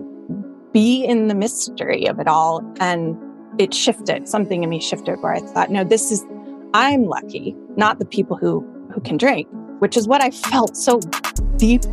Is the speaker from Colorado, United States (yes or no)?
yes; Colorado, United States; moved away as an adult; also born or lived in Boston; I grew up in Colorado in a pretty white bread suburban town.